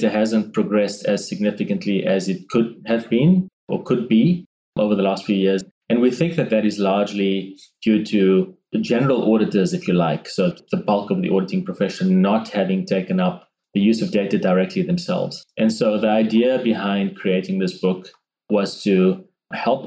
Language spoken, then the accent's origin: English; South Africa; moved away as an adult; now in Brisbane, Australia; I was born and raised in South Africa. And that's where the slightly nuanced accent comes from.